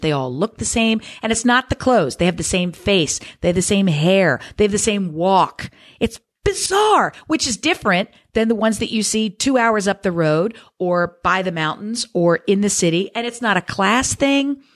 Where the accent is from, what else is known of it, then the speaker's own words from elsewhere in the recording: Newark, Delaware, United States; Delaware, born and raised, baby. Newark, D E.